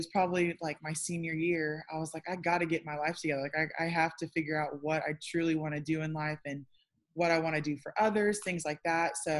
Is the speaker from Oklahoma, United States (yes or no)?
yes; Tulsa, Oklahoma, United States; Born and raised in Tulsa, Oklahoma.